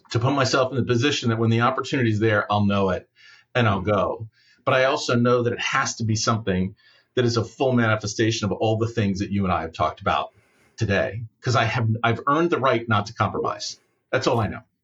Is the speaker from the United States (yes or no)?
yes; United States; as an American